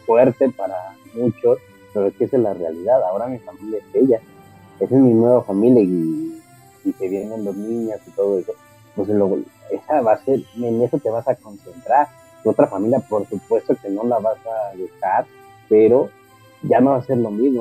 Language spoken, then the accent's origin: Spanish; Mexico; como mexicanos somos como familia muéganos